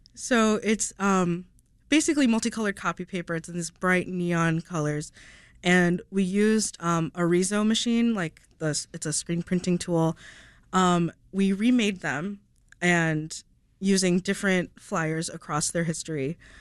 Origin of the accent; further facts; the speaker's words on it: Downers Grove, Illinois, United States; I grew up in Donner's Grove